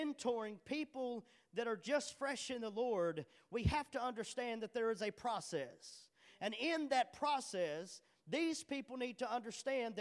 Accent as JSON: {"language": "English", "town": "Charleston", "region": "Arkansas", "country": "United States", "moved": "as an adult", "said": "I'm from Charleston"}